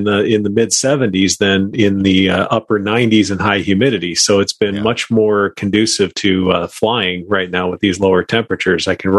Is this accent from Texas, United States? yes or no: no; Minnesota, United States; Well, no, because I came from Minnesota, and this is, you know, right in our sweet spot of year-round temperatures.